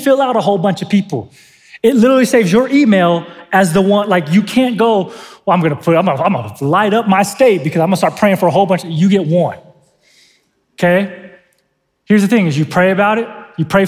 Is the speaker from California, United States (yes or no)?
yes; San Diego, California, United States; now in Northern Nevada, United States; I'm from San Diego